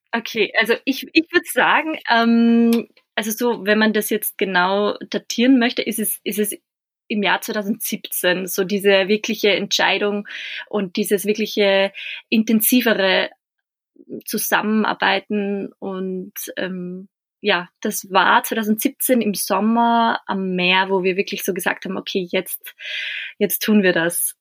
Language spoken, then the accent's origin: German; Bad Hall, Upper Austria, Austria; born or raised there